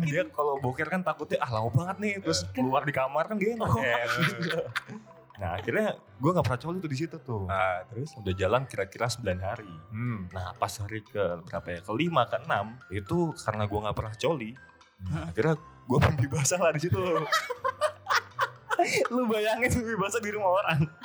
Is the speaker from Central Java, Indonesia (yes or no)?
yes; Semarang, Central Java, Indonesia; kami dari Semarang